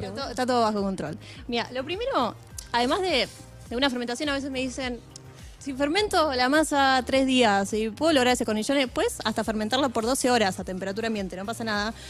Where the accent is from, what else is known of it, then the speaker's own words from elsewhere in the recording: Adrogué, Buenos Aires Province, Argentina; nosotros somos de Adrogué toda la vida